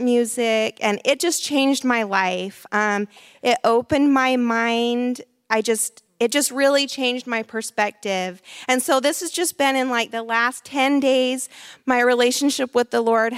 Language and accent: English; Salt Lake City, Utah, United States; moved away; I'm from Salt Lake City, Utah